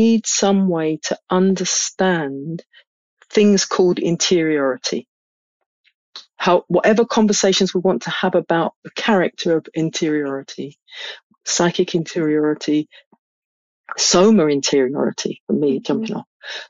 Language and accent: English; London, United Kingdom; I grew up in London